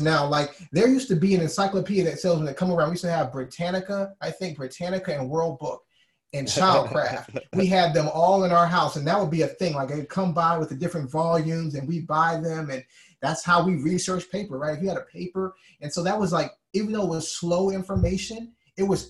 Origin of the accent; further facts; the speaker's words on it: Alabama, United States; I'm from Alabama